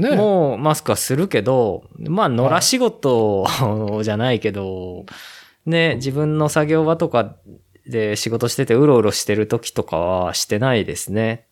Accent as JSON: {"language": "Japanese", "town": "Ōguchi", "region": "Aichi", "country": "Japan", "tie": "born or raised there", "said": "僕と同じ大口町出身の"}